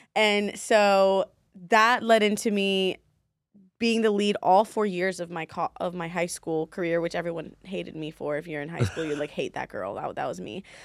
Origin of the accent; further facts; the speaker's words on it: Baltimore, Maryland, United States; moved away as an adult; also born or lived in DC, Maryland, Virginia (DMV); now in Las Vegas, United States; I was born in Baltimore, Maryland